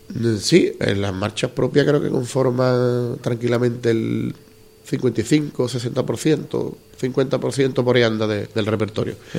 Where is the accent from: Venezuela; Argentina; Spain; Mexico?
Spain; Andalusia; soy muy andaluz